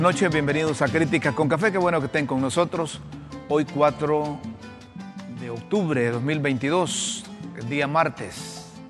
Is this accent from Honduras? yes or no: yes; Honduras; como hondureño